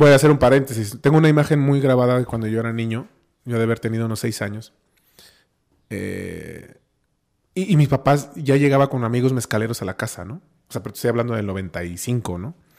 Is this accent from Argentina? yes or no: no; Oaxaca, Mexico; also born or lived in Cholula, Puebla; yo nací en Oaxaca, yo estudié aquí el kinder, la primaria, la secundaria, este, y la prepa